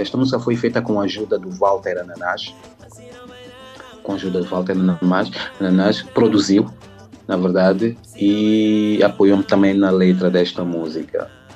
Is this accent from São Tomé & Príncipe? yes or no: yes; São Tomé & Príncipe; moved away as an adult; also born or lived in Portugal; now in France; Santo Tomé e Príncipe, é, meu país